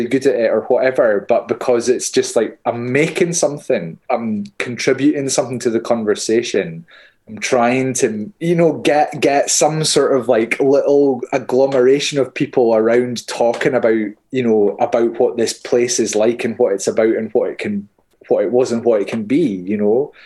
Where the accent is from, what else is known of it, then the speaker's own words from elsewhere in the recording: Hawick, Scotland, United Kingdom; I'm being from Hoyk, the common riding like that we have